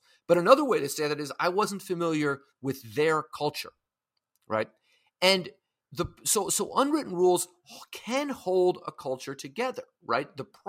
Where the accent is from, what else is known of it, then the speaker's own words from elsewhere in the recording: San Francisco, California, United States; now in New York, United States; In San Francisco, where I grew up in California